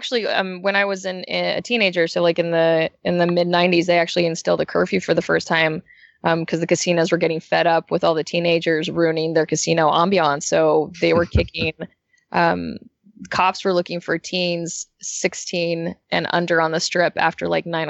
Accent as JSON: {"language": "English", "town": "Las Vegas", "region": "Nevada", "country": "United States", "tie": "born or raised there", "also_born_or_lived": "San Diego / Orange County", "moved": "yes", "lives_now": "Los Angeles, United States", "said": "I'm actually from Las Vegas, so L.A. is colder for me."}